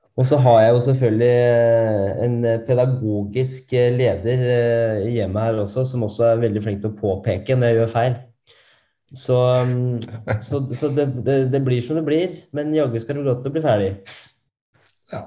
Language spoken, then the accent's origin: Norwegian; Norway; oss nordmenn